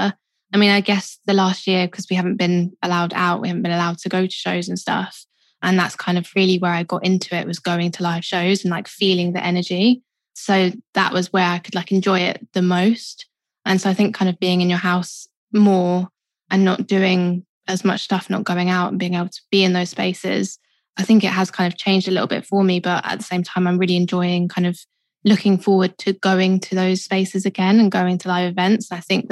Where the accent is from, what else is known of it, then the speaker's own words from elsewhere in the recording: London, United Kingdom; I grew up in Southeast London, kind of moved a little bit further in, so I'm kind of still South London. But yeah, born and raised